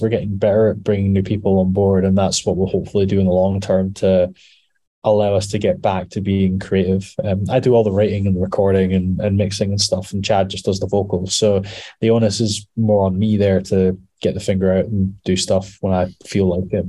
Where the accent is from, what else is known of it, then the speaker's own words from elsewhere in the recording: Scotland, United Kingdom; we're mostly Scottish, mostly